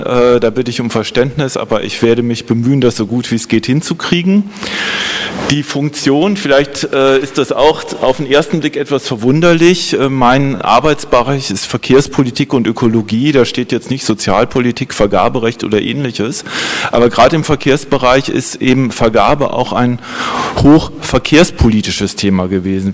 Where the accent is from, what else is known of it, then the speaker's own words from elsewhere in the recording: Holzminden, Lower Saxony, Germany; mein Geburtsort Holzminden in Südniedersachsen